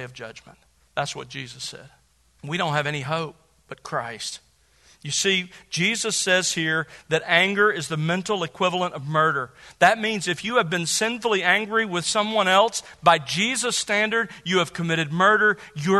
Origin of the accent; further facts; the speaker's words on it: Gulf Coast, United States; I grew up on the Gulf Coast